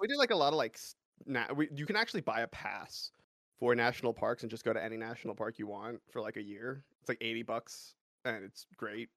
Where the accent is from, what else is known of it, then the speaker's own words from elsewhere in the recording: Los Angeles, California, United States; moved away as an adult; now in Colorado, United States; I grew up in California in, like, the suburbs of Los Angeles for my entire life